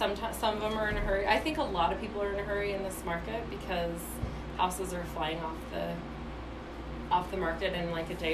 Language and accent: English; California, United States; now in Utah, United States; I'm a California girl, okay. So I grew up in California. I actually have now been in Utah longer than I was in California